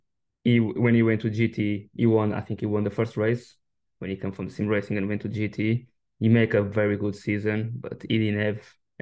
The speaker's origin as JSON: {"language": "English", "town": "Coimbra", "region": "Coimbra District", "country": "Portugal", "tie": "born or raised there", "said": "I grew up in Coimbra, yeah. So I used to, as a kid, when I was around 17, 18 years old, was just 3-4 gyms in the town."}